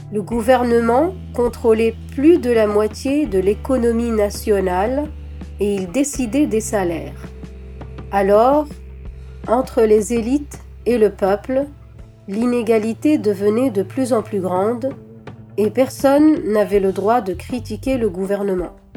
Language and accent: French; Tunisia; moved away as an adult; J'ai grandi en Tunisie